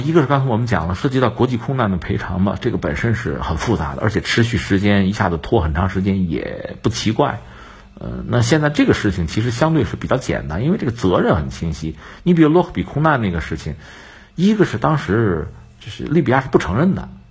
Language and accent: Chinese; China; 我们中国人